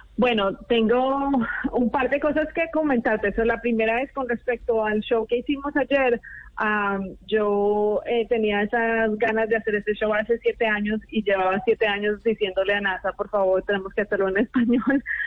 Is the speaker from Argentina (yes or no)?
no; Colombia; moved away; yo soy colombiana